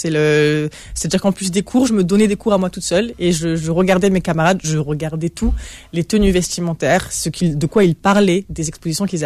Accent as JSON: {"language": "French", "town": "Toulouse", "region": "Occitania", "country": "France", "accent": "Southern French", "said": "moi, je, moi je suis toulousain."}